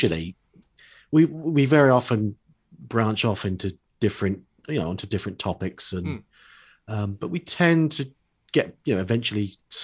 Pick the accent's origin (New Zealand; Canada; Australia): New Zealand; now in United Kingdom; growing up in New Zealand, in the late 70s